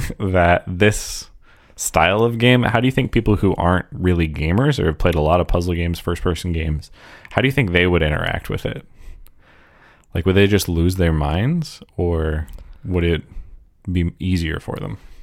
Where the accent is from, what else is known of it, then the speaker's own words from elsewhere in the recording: United States; as an American